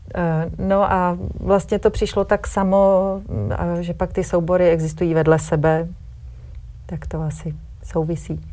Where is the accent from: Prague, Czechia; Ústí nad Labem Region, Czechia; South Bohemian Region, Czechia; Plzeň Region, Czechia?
Prague, Czechia; now in Brdy region, Czech Republic; my jsme teda původně všichni z Prahy